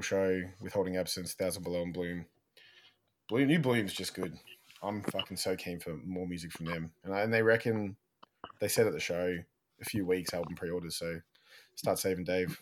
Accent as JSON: {"language": "English", "town": "Melbourne", "region": "Victoria", "country": "Australia", "moved": "as an adult", "lives_now": "Sydney, Australia", "said": "from Melbourne. We're from Melbourne"}